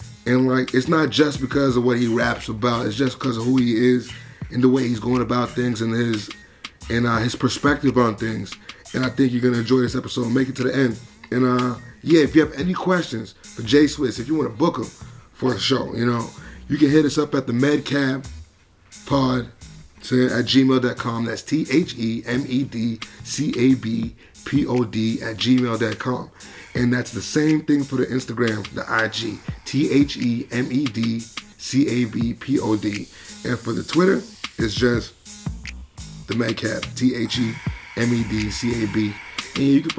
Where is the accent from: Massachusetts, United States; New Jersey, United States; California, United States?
Massachusetts, United States; Boston; I'm from Boston